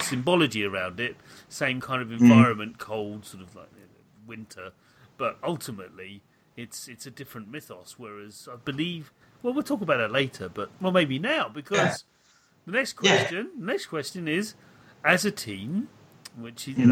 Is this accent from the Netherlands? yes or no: no; United Kingdom; as a British person